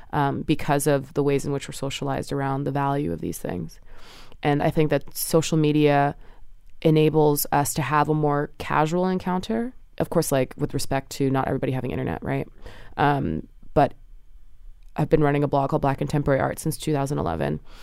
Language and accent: English; New Jersey, United States; now in New York, United States; I was raised in New Jersey with both my parents, and they both still live there